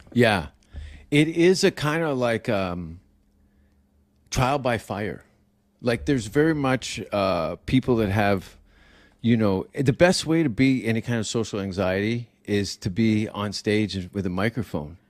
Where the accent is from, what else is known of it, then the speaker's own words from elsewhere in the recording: Canada; moved away as an adult; now in United States; I'm Canadian